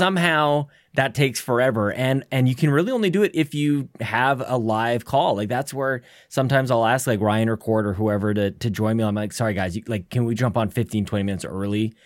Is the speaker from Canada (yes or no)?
yes; Canada; being Canadian